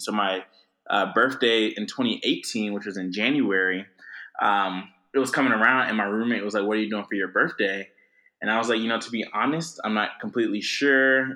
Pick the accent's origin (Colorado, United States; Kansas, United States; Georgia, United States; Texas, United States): Georgia, United States; Atlanta; I'm originally from Atlanta, uh, grew up there